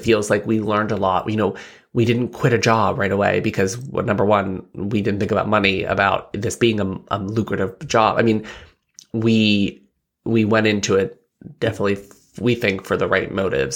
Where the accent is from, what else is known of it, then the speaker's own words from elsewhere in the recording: Bellefonte, Pennsylvania, United States; I grew up in, uh, Belfont, P